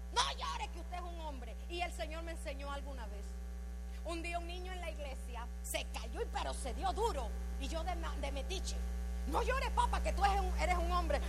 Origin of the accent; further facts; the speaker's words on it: Panama; moved away; Yo soy panameña